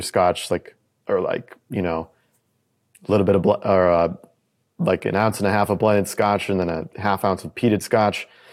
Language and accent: English; United States; me as an American